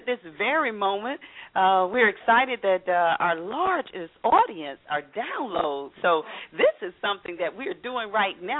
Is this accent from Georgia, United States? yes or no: yes; Atlanta, Georgia, United States; where I'm from, Atlanta